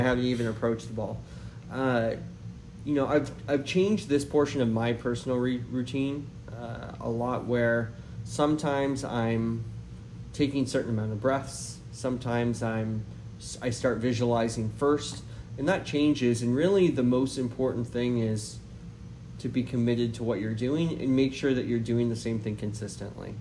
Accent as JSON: {"language": "English", "region": "Nova Scotia", "country": "Canada", "tie": "born or raised there", "also_born_or_lived": "New Brunswick", "moved": "yes", "lives_now": "Poway, United States", "said": "I grew up in Canada, uh, played a lot of junior golf successfully um, in Nova Scotia, New Brunswick."}